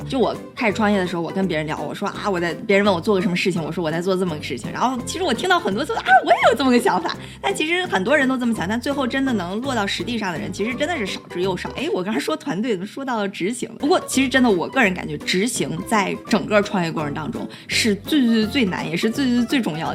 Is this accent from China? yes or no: yes; Dalian, Liaoning, China; moved away; 我自己是在国内长大的，大连土生土长